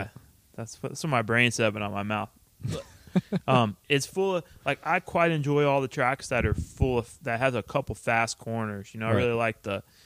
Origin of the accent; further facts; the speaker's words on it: United States; moved away; where we grew up is in the middle of Austin and NOLA. So it's like about 4 hours to where my hometown is and then another 4 hours to NOLA.